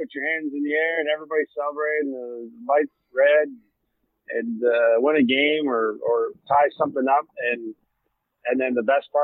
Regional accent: Sault Ste. Marie, Ontario, Canada; moved away as an adult; growing up in a little hockey mecca in Sault Ste. Marie, Ontario

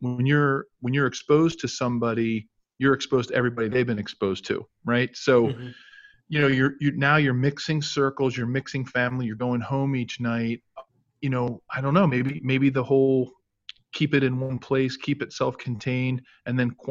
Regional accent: Philadelphia, Pennsylvania, United States; moved away; also born or lived in Kansas; my own growing up in the Philadelphia summers

